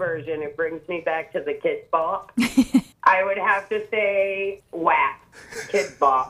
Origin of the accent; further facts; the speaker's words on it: South Berwick, Maine, United States; I'm from South Berwick.